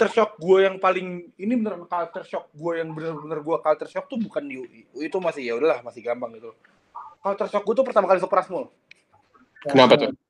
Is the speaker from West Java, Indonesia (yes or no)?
yes; Bekasi, West Java, Indonesia; sama pergaulan pras sama perbedaan kulturalnya yang dimana gue dari Bekasi tiba-tiba main di Tangsel.